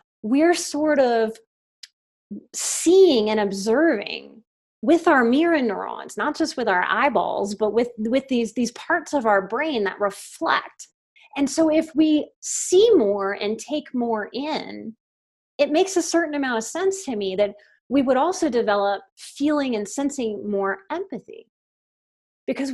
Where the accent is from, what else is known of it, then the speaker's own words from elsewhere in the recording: New Orleans, Louisiana, United States; I'm from New Orleans